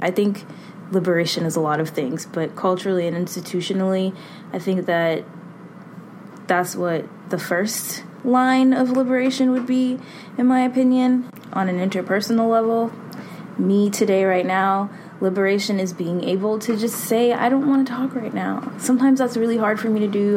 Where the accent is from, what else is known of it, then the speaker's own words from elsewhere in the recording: Boston, Massachusetts, United States; I'm from Boston, born and raised